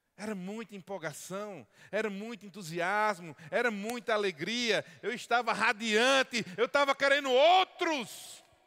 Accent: Paraíba, Brazil; como um bom paraibano

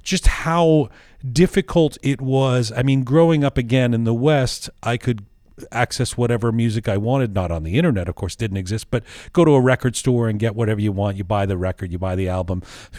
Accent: Canada; also born or lived in London; I was born in London, grew up in Canada

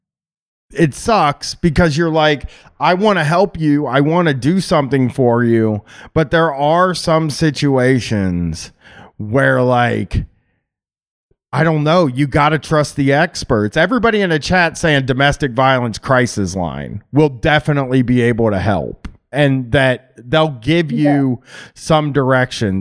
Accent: United States; being American

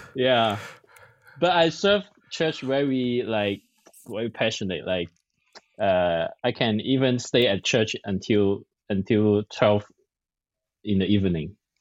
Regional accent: Hong Kong; English is a second language; now in San Francisco, United States; I'm from Hong Kong. I'm a Chinese. Yeah, I speak Cantonese.

